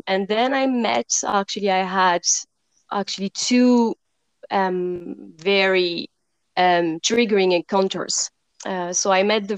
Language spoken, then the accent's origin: English; suburb of Paris, Île-de-France, France; moved away; I come from France and I grew up beside Paris, in the suburb of Paris, actually.